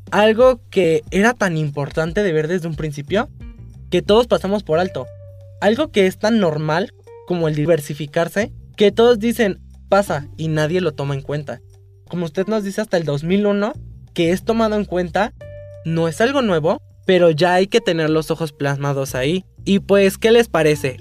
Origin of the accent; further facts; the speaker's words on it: Mexico; que tenemos una nacionalidad igual, somos mexicanos